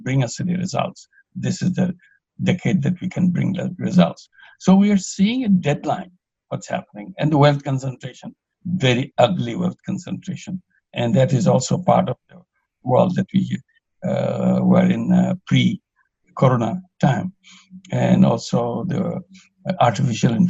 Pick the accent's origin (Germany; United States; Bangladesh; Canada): Bangladesh; I'm from Bangladesh.